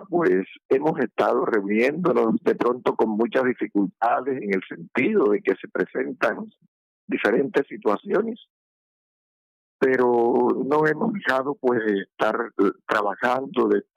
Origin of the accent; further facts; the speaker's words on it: Colombia; personas que nos quieren representar como magisterio colombiano, como educación pública